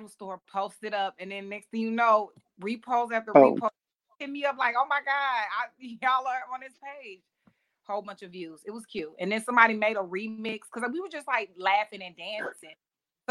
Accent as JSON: {"language": "English", "town": "Atlanta", "region": "Georgia", "country": "United States", "tie": "born or raised there", "moved": "as an adult", "said": "we came from Atlanta"}